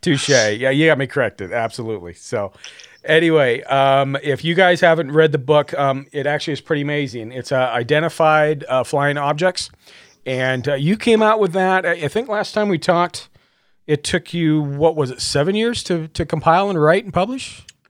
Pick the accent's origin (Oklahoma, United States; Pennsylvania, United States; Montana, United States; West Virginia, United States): Montana, United States; Butte; my hometown is, uh, close to Missoula, Montana, in Butte